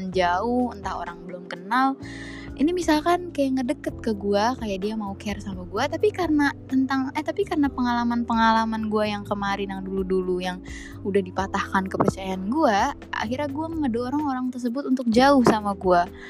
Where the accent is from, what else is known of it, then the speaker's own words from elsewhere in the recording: Java, Indonesia; gue ini orang Jawa by the way tapi gue cuma tahu uh, bahasanya itu west doang gitu